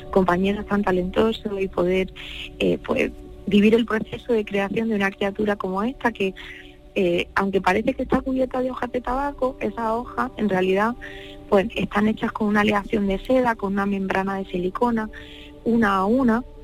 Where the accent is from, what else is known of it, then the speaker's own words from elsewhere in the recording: Vega de Granada, Andalusia, Spain; yo soy de allí, de la Vega de Granada, y he crecido entre secaderos de tabaco, que fue un monocultivo durante el siglo XX